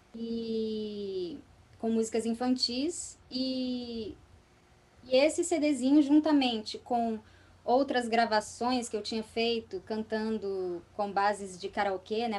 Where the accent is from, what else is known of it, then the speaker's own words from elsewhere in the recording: Vitória, Espírito Santo, Brazil; also born or lived in Vila Velha; na cidade onde eu morava, que era Vitória, do Espírito, lá no Espírito Santo, eu nasci em Vila Velha, na verdade, mas de pequenininho eu já fui morar em Vitória.